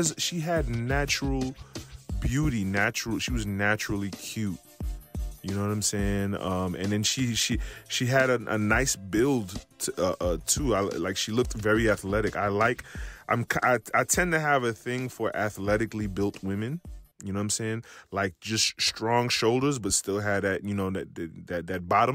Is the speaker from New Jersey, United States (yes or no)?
no; New York City, New York, United States; moved away; also born or lived in the South; someone like me from New York, from being, you know, growing up in New York City